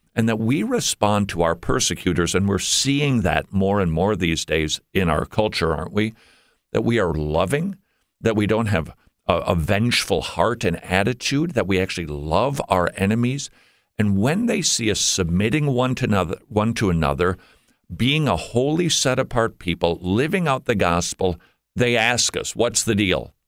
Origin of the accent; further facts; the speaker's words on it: Minnesota, United States; moved away as an adult; We moved from above the Mason Dixon line about twelve years ago. We're from Minnesota